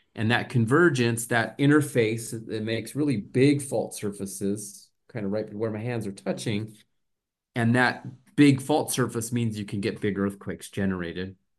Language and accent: English; New Mexico, United States; moved away as an adult; also born or lived in Southern California / Arizona; I grew up in New Mexico in the southwestern U S